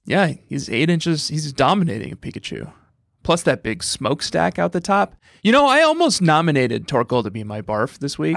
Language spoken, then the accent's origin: English; Fort Collins, Colorado, United States; moved away; growing up in Fort Collins, Colorado